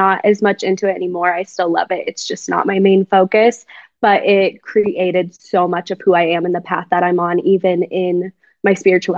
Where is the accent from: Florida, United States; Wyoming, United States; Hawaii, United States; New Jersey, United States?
Wyoming, United States; also born or lived in Colorado; Yeah, so I am from Wyoming. My dad was in the military, so we moved around a little bit, but I primarily grew up in Wyoming.